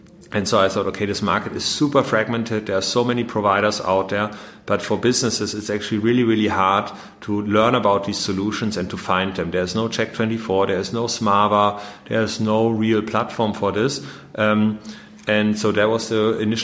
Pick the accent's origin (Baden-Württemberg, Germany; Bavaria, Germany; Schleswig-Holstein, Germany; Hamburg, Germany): Bavaria, Germany; Munich; moved away; also born or lived in Vienna / London / Paris / Berlin; I was born in Munich